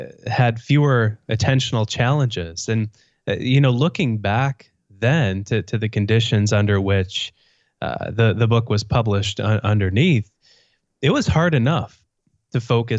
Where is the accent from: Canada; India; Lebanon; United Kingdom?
Canada; I realize I just said A after you, you introduced me as a Canadian, so I'm outing myself in case I wasn't outed by you as a Canadian.